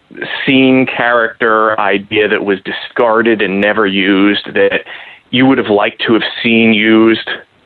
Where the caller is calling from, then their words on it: Columbus, Ohio, United States; Hey, Steel and Robbo. … from Columbus, Ohio.